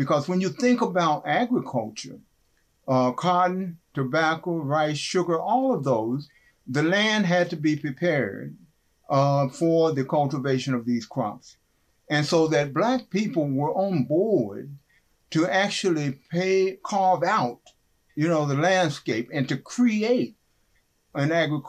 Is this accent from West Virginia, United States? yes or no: yes; West Virginia, United States; growing up in West Virginia, by the way